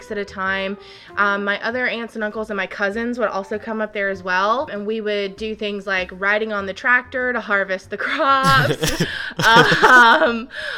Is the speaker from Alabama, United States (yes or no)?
yes; Alabama, United States; I grew up in Alabama